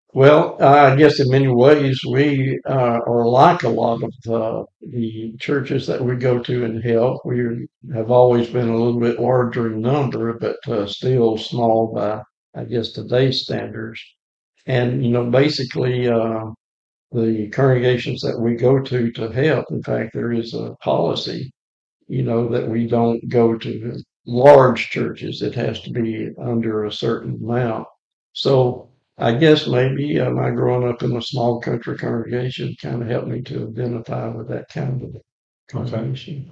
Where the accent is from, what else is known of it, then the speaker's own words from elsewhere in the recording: Moulton, Alabama, United States; I'm from Moulton, Alabama, just outside of Moulton. Grew up on the family farm there in uh, Lawrence County, Alabama.